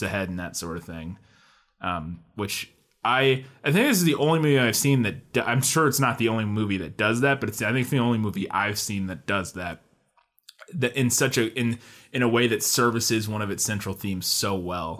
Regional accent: Midwest, United States; we're from the Midwest

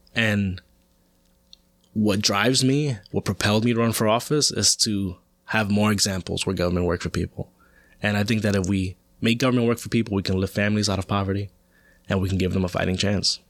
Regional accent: New York City, New York, United States; I grew up in Washington Heights, uh, and the Upper West Side

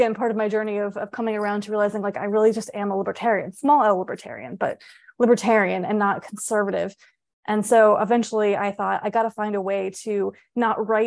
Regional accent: Tampa, Florida, United States; I grew up mostly in Florida, in a suburb of Tampa, Florida.

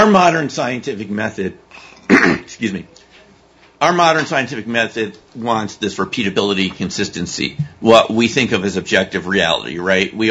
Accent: East Coast, United States; also born or lived in Connecticut / Massachusetts; I'm from the East Coast, like you guys are from. I mean, I went to East Coast high schools, East Coast colleges, Connecticut, Massachusetts

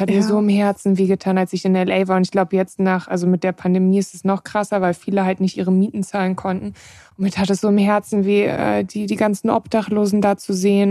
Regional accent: Germany; ich bin in Deutschland aufgewachsen

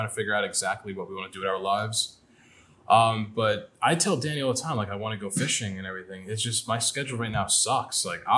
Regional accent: New York, United States; also born or lived in Long Island; I'm from New York.

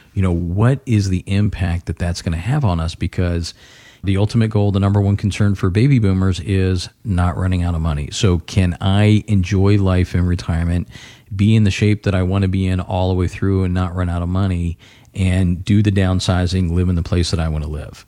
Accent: Florida, United States; now in Ohio, United States; I grew up in Florida

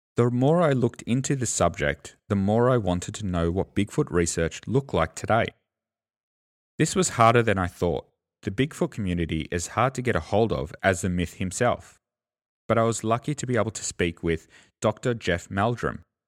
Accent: Australia; accent: Australian; I'm an Australian, so, you know, the Australian accent gets in there

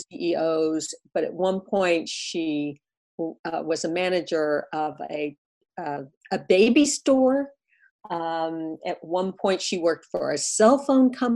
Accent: Atlanta, Georgia, United States; also born or lived in Columbus, Ohio; I was about 15 years old and I was growing up in Atlanta at this point.

